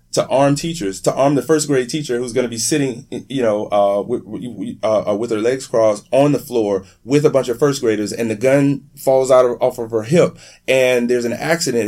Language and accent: English; Miami, Florida, United States; also born or lived in Broward County, Florida; I'm from Miami. I lived most of my adult life in Broward County